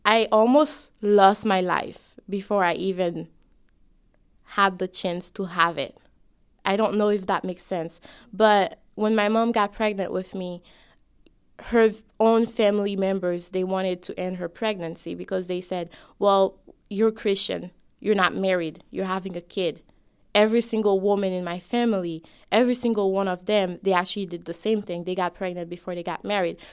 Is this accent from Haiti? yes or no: yes; Haiti; now in United States; I'm both an American me and a Haitian me.